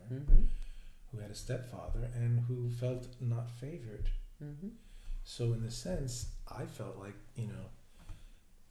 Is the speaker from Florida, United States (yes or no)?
no; New York City, New York, United States; I'm from New York